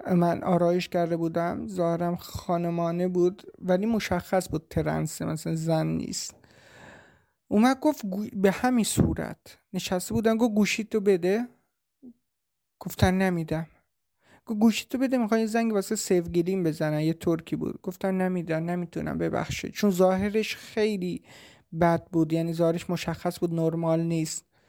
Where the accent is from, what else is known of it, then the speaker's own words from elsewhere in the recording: Shiraz, Fars, Iran; moved away as an adult; now in Turkey; اصالتا شیرازی هستم